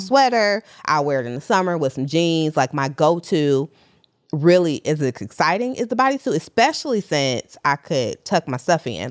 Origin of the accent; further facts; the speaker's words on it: Detroit, Michigan, United States; now in New York, United States; I'm also from Detroit. So Detroit raised me, but New York made me 'cause that's where I live currently.